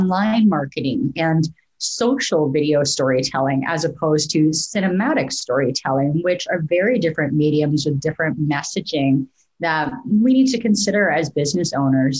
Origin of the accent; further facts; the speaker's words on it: Canada; moved away as an adult; also born or lived in Vancouver; now in Portland, United States; as a Canadian